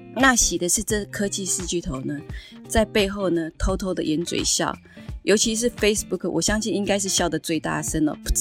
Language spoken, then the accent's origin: Chinese; Taiwan; 我们台湾人